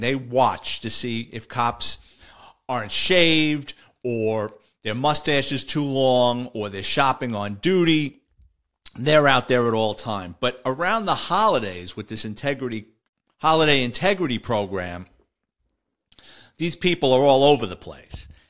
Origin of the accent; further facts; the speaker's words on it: New York City, New York, United States; growing up in the Bronx.